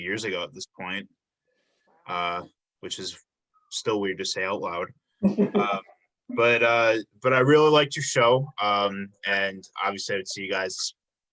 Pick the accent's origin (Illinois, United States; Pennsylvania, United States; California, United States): Illinois, United States; South Suburbs of Chicago; born or raised there